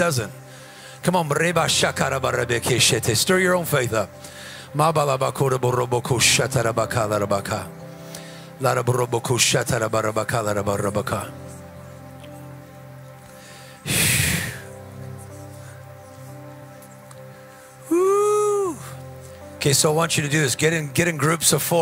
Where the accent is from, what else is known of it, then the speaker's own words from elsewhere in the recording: Whittier, California, United States; I grew up around Whittier